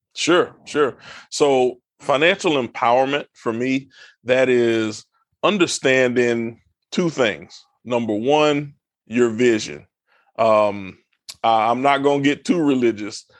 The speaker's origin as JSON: {"language": "English", "town": "Brunswick", "region": "Georgia", "country": "United States", "tie": "born or raised there", "also_born_or_lived": "Palatka, Florida", "moved": "as an adult", "lives_now": "Texas, United States", "said": "I was raised in Southeast Georgia, Brunswick, Georgia"}